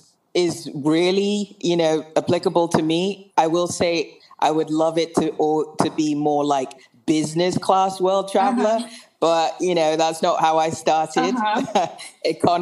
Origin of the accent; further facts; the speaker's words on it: England, United Kingdom; also born or lived in Wilmington, United States / Nigeria; I was born in America in Wilmington, Delaware. Good old Wilmington, Delaware, and. I grew up in England. I went to boarding school, so I split my time between England and Nigeria